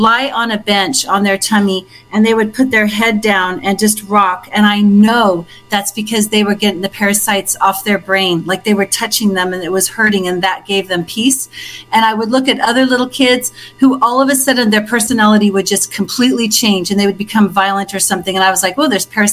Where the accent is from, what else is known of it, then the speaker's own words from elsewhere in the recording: Melbourne, Victoria, Australia; moved away as an adult; also born or lived in Bendigo, Victoria; I was born in Essendon, which is right near Melbourne. Uh-huh. And I lived in Bendigo, which is the gold mining town.